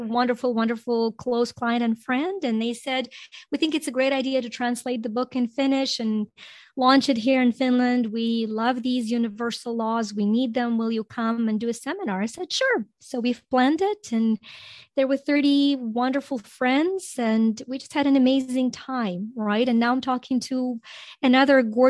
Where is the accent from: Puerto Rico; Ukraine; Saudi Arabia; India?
Ukraine; English is a second language; also born or lived in Greece; now in United States; growing up in Ukraine